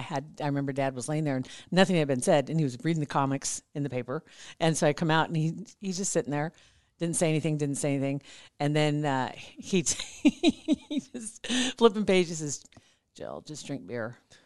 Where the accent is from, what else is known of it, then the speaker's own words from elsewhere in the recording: Platte River, Salt Creek, Nebraska, United States; I grew up around the Platte River in Salt Creek